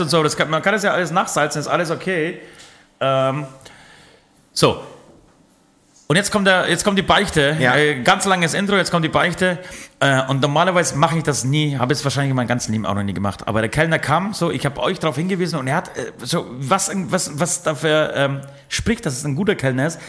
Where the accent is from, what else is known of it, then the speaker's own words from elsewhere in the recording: Poland; moved away; ich komme aus Polen